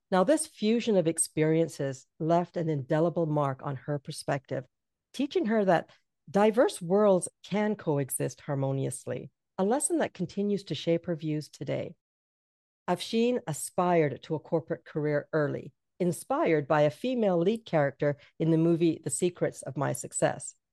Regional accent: Canada; I'm Jamaican and I was raised in Canada.

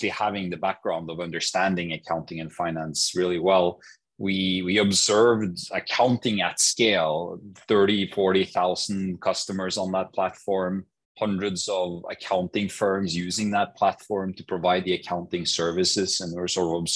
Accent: Norway; I grew up in Norway.

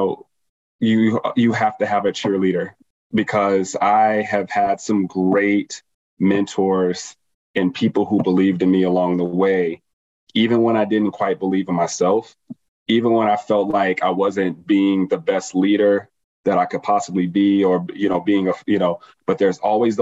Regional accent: Las Vegas, Nevada, United States; born and raised in Las Vegas, pretty much moved around a lot around the city when I was younger.

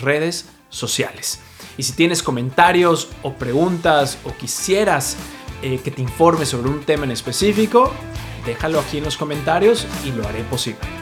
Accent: Mexico; now in New York, United States; soy mexicano, pero vivo en Nueva York

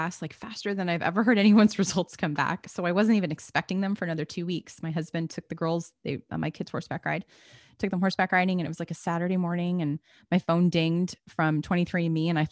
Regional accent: New Jersey, United States; I grew up in New Jersey

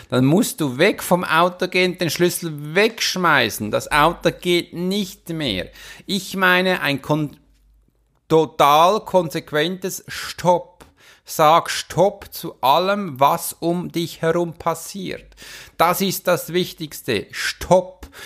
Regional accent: Switzerland; Das war für mich als Schweizer, ehrlich gesagt, ein bisschen Seltenheit

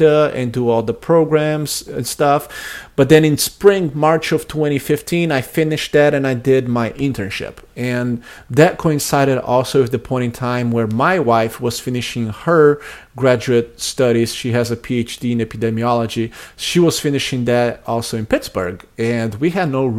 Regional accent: Brazil; English is a second language; moved away as an adult; now in United States; I grew up in Brazil, and I moved to the United States when I was 20 years old to go to college

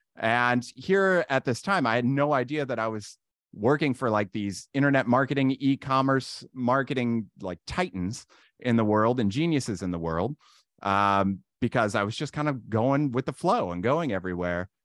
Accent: Randolph, Ohio, United States; I was born and raised in Randolph, Ohio

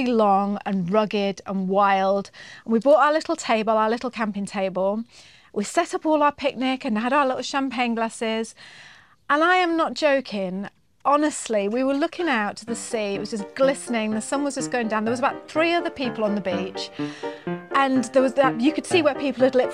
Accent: United Kingdom; moved away as an adult; now in New Zealand; we're British

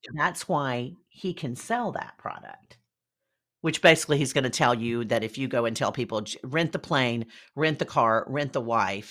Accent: Deep South, United States; I am from the Deep South.

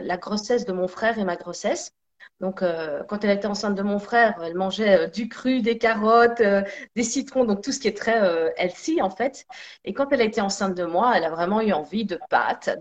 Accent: Belgium; also born or lived in Sicily (ancestry); on est tous les deux siciliens. Donc euh, même si je suis née en Belgique, euh, j'ai deux parents nés en Sicile

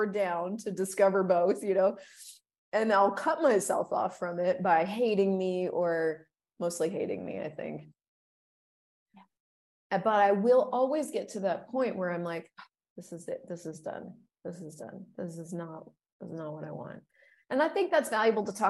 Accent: United States; growing up in the United States, I remember being very patriotic

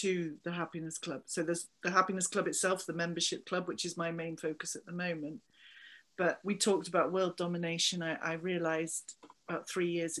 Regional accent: Somerset, South West England, United Kingdom; accent: Somerset twang; now in Liverpool, United Kingdom; I'm from Somerset originally

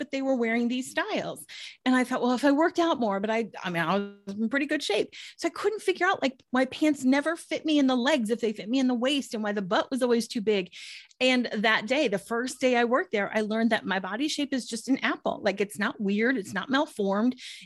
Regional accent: Minnesota, United States; moved away as an adult; also born or lived in Washington, D.C.; in 1999, I moved from Minnesota, where I'm originally from, to Washington, D.C. for a job

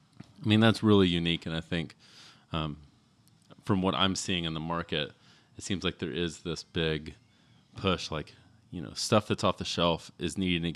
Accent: Texas, United States; like, gosh, I grew up in Texas. I don't wear boots every day, but I definitely have boots.

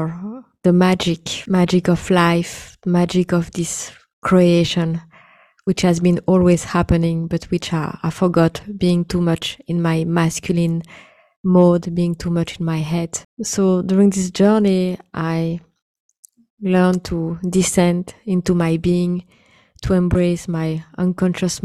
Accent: India; being an Indian woman

